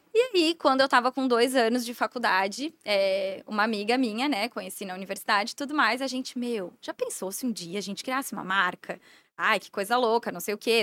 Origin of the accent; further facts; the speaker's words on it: Blumenau, Santa Catarina, Brazil; Sou de Blumenau